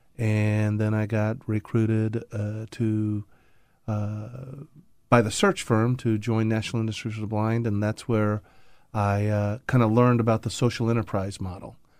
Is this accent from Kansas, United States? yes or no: no; Indianapolis, Indiana, United States; I grew up in the Midwest in Indianapolis